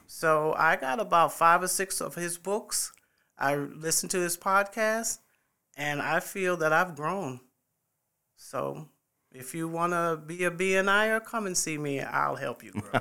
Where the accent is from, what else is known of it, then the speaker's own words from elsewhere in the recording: New York City, New York, United States; moved away as an adult; also born or lived in Fort Bragg, North Carolina / Midlands, South Carolina; now in Columbia, United States; I am originally from New York City. I was born in the Bronx and, uh, graduated in Springfield Gardens, Queens, um, and, uh, as, when I turned eighteen years old, I left New York